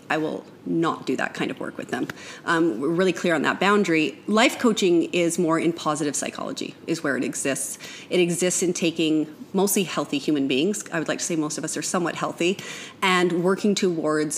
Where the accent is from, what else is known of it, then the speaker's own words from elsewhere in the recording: Canada; now in United States; I am a Canadian